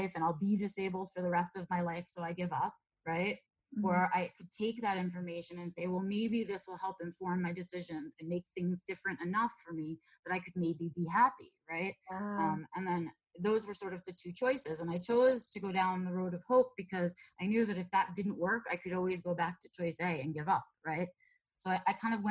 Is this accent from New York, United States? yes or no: yes; New York City, New York, United States; moved away as an adult; I was born and raised in New York City in the boroughs.